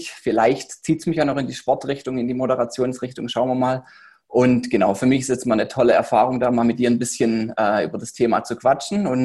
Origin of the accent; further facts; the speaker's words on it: Baden-Württemberg, Germany; wie du schon gesagt hattest, bin 27, komme jetzt aus dem Heilbronner Raum